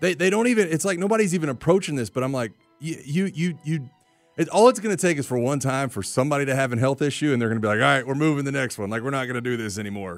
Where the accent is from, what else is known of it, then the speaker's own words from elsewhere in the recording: Florida, United States; I grew up in Florida.